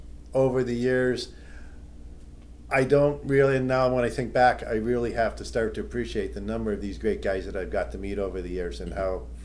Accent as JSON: {"language": "English", "town": "Toronto", "region": "Ontario", "country": "Canada"}